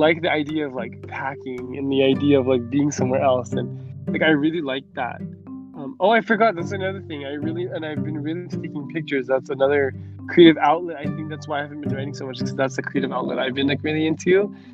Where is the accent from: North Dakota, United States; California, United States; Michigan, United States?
California, United States; I'm like a Californian boy at heart. I'm like born and raised, so I know the valley, I know the like California by heart.